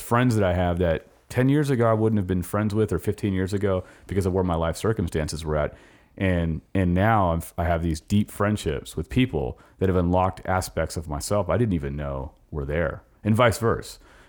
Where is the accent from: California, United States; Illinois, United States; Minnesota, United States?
California, United States; moved away; I came here in 2007 from California.